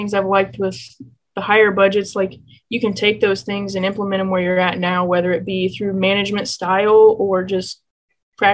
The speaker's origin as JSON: {"language": "English", "town": "Assumption", "region": "Illinois", "country": "United States", "tie": "born or raised there", "moved": "yes", "said": "I grew up in Assumption, Illinois, which is a really small ag town"}